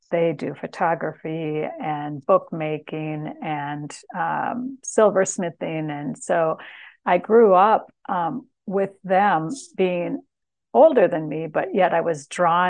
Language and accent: English; Minnesota, United States; growing up in Minnesota